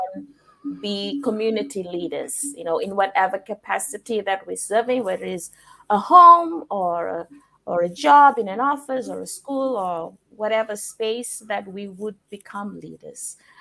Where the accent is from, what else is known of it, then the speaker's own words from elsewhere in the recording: Levuka, Eastern Division, Fiji; also born or lived in Gau Island, Lomaiviti Province, Fiji; now in Shenzhen, China; I was born in Levuka, and if you know about Fiji, Levuka is the first capital of Fiji.